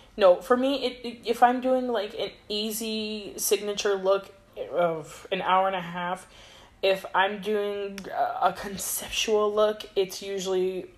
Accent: United States; I'm from America, sis.

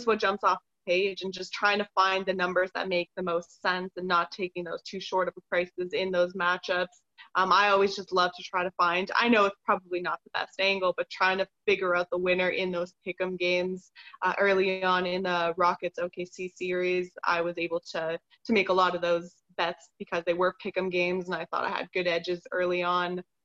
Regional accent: Toronto, Ontario, Canada; I'm born and raised in Toronto

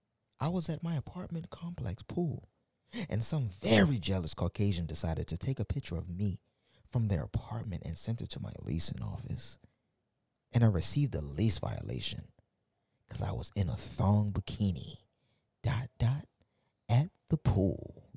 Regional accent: Baltimore, Maryland, United States; I'm from South Baltimore, South Baltimoreans.

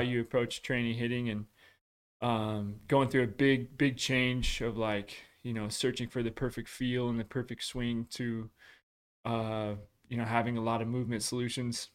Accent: Washington, United States; I grew up in Washington

